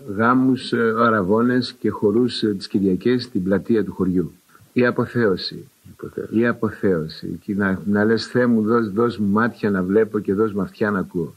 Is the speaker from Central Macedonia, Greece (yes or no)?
no; Nea Ionia, Attica, Greece; γεννήθηκα και μεγάλωσα μέσα σε πρόσφυγε